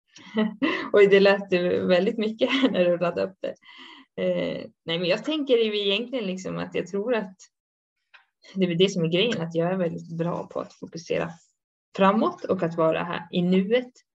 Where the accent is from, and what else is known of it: Sweden; now in Switzerland